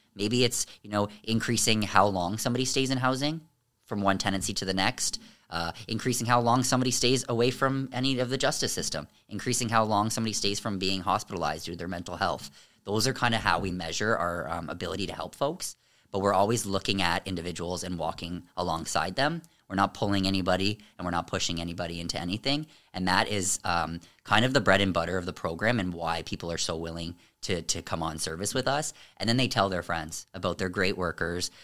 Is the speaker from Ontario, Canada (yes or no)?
yes; Amherstburg, Ontario, Canada; I was raised in Amherstburg